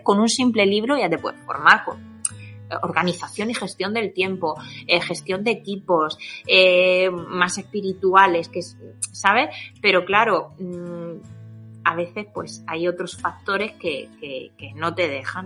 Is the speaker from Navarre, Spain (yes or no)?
no; Alicante province, near Murcia, Valencian Community, Spain; accent: Murcian-influenced deje (mistaken for Andalusian); vivo en un pueblecito de, de la comunidad valenciana, concretamente la provincia de Alicante, aunque estoy más cerquita de Murcia que de Alicante es ese deje que a veces me, me, oís a la hora de hablar